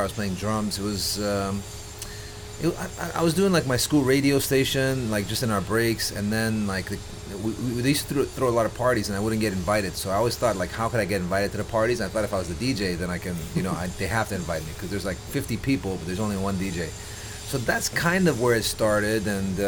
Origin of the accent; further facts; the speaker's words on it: Dubai, United Arab Emirates; born and raised Dubai. I'm from Dubai